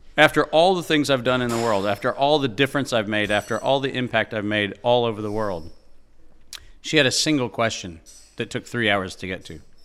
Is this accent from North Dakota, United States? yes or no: yes; Fargo, North Dakota, United States; I was born in Fargo, North Dakota in April of nineteen sixty-seven